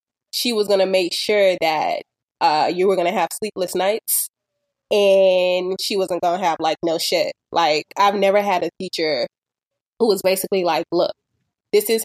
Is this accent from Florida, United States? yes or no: yes; Miami, Florida, United States; I grew up in Miami, of course, I grew up in like Dade County